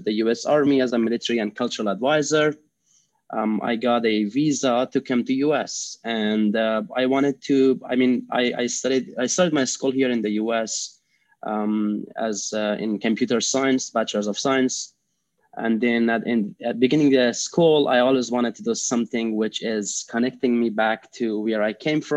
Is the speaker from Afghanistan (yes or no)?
yes; Afghanistan; English is a second language; moved away as an adult; now in United States; I am originally from Afghanistan. I was raised and born in Afghanistan. I moved to U.S. In 2014 when I was around age 21.